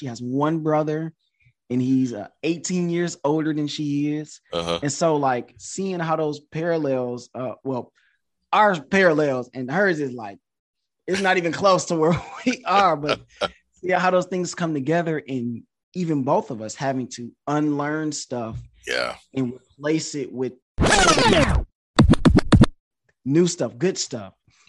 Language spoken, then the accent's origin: English; Detroit, Michigan, United States; also born or lived in Connecticut / China; now in Houston, United States; Like I'm from Detroit, but I live in Houston now. I've lived in Connecticut. I lived in China.